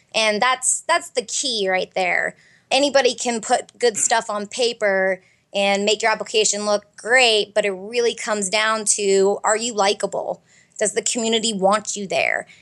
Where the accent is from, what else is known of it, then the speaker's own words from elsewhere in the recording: Fairbanks, Alaska, United States; moved away as an adult; now in Arizona, United States; I grew up in Fairbanks, Alaska, and went to law school here in Arizona